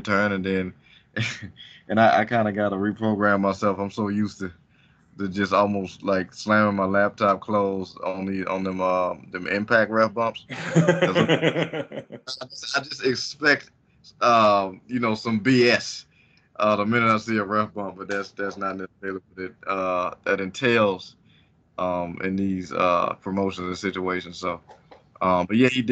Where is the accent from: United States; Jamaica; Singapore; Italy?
United States; I think also as an American fan